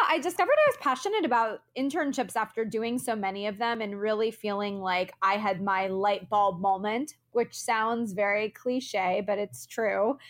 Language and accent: English; Florida, United States; moved away as an adult; also born or lived in Orlando, Florida; now in Los Angeles, United States; I'm originally from Florida. I immediately after graduation moved across the country to Los Angeles, where I live today.